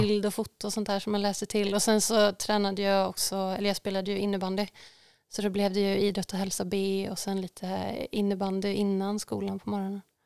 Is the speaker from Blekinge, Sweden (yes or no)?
no; Tidaholm, Västra Götaland, Sweden; now in Stockholm, Sweden; vi bodde ju, uh, men, var fan bodde vi? Men vid Hyltasjön, om folk vet vart det ligger. Ja. Det, upp, det är uppe i skogen, uppe på Hökensås